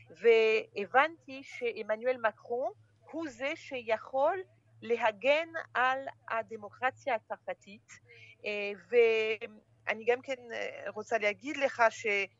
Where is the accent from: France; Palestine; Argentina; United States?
France; שם ישראלי, למרות שאני נולדתי בצרפת ואני צרפתייה